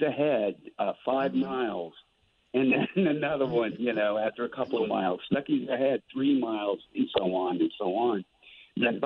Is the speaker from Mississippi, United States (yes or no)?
yes; Mississippi, United States; I was born in Mississippi